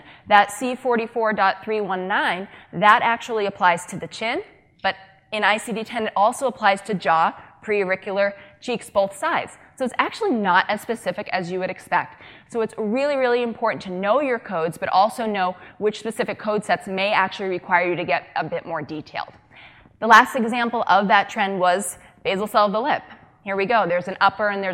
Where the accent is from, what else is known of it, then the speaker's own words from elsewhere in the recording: Boston, Massachusetts, United States; I am from Massachusetts, the greater Boston area.